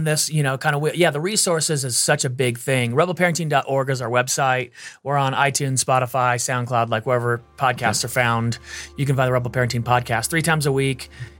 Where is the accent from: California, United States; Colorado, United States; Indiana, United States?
California, United States; I grew up in California.